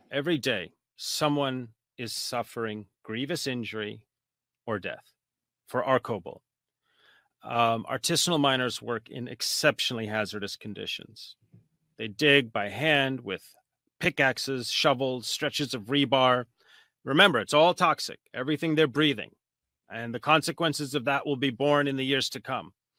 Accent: United States; I'm a researcher from the United States

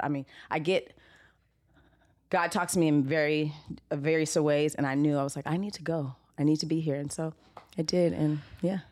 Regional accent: Los Angeles, California, United States; I am from Los Angeles, California, native

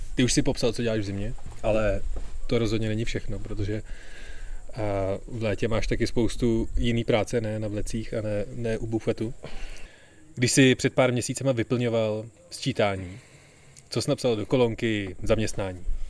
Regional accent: Prague, Czechia

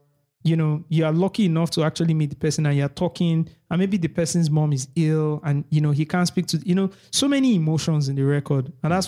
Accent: Lagos, Nigeria; we grew up in Lagos.

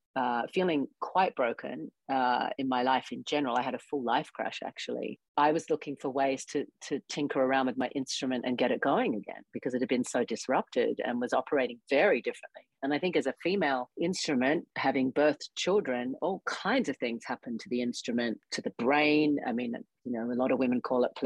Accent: Australia; now in United States; I grew up in Australia in the Australian school system

